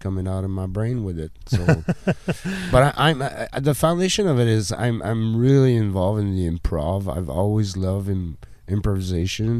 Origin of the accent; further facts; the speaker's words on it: Gatineau, Quebec, Canada; I'm native from Hull, but I moved away to Quebec City